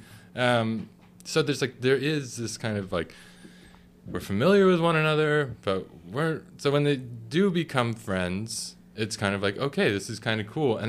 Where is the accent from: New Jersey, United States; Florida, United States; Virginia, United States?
Florida, United States; I am from Florida